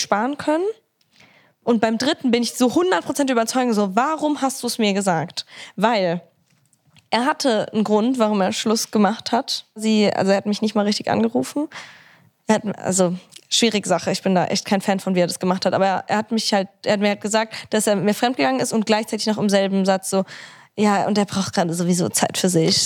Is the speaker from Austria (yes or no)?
no; Italy; Ich bin Italienerin